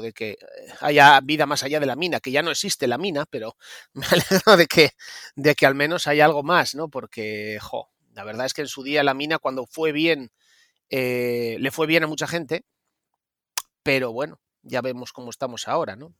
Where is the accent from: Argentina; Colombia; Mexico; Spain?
Spain; Mieres, Asturias; now in Oviedo, Spain; yo nací en Mieres, en concretamente en Riturbio. En Río Turbio, bueno, un pueblo que está a 3 kilómetros de Mieres, cuenca minera a full, un pueblo lleno de mineros, muchos niños, ahora ya no queda casi nadie. Y bueno, pues eh, me crié allí hasta los nueve años